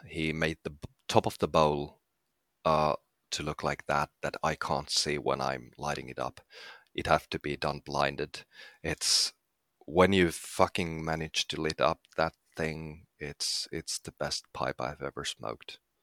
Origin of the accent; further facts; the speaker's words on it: Finland; I'm from Finland.